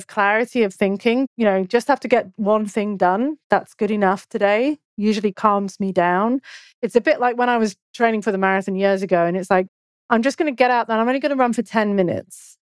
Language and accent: English; United Kingdom; I'm British